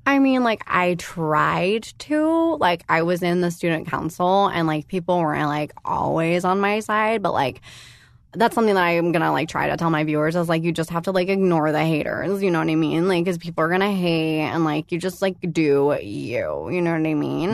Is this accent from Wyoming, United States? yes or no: no; San Diego, California, United States; moved away; also born or lived in Los Angeles; I went to elementary school down there